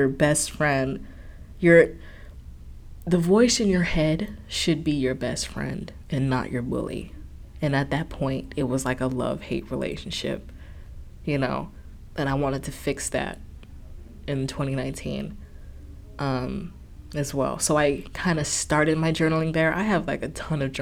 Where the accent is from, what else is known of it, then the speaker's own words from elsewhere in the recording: Chicago, Illinois, United States; now in Ohio, United States; I'm in Ohio now and I'm from Chicago